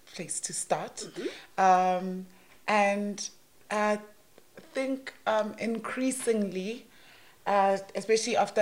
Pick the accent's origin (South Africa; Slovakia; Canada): South Africa; Johannesburg, Gauteng; also born or lived in Alexandra; I grew up in Johannesburg